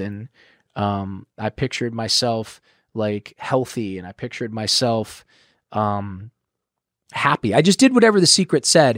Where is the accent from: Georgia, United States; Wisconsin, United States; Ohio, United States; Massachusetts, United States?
Ohio, United States; moved away; I'm from Ohio